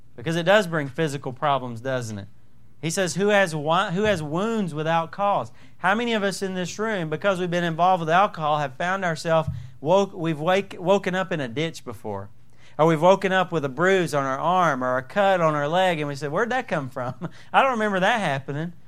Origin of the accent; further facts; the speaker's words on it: Southern, United States; accent: Southern; my Southern accent